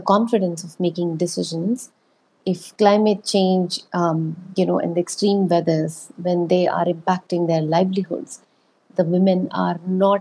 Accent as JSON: {"language": "English", "region": "Rajasthan", "country": "India", "tie": "born or raised there", "said": "I was born in Rajasthan. I grew up in Rajasthan."}